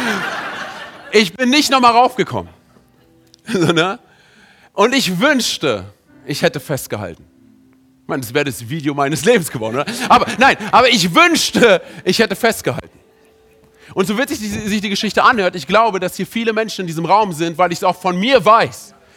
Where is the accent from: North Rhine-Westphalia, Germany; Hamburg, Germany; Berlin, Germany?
Berlin, Germany; ich bin im, in Berlin aufgewachsen